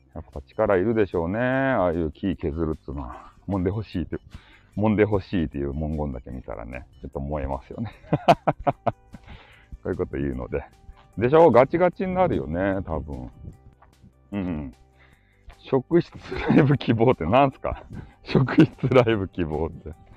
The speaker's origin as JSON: {"language": "Japanese", "area": "Hakata", "region": "Fukuoka", "country": "Japan", "accent": "Hakata dialect", "said": "博多弁昔話クリエイターなんですよ"}